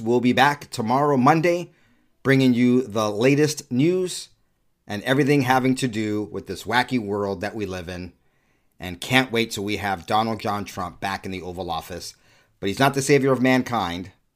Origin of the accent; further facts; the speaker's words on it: United States; I'm black, and I'm an American